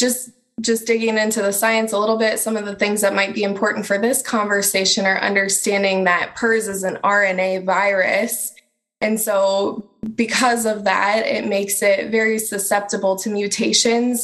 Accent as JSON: {"language": "English", "town": "Algona", "region": "Iowa", "country": "United States", "tie": "born or raised there", "said": "I grew up in Algona, Iowa, so it's kind of like coming back home to me"}